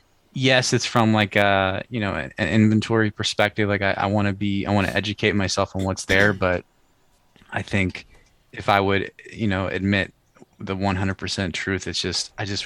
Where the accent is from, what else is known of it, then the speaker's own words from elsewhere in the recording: Pennsylvania, United States; I grew up in Western PA. I think I might have mentioned this the first time I was on here with you guys, but grew up in Western PA, like a big hunting area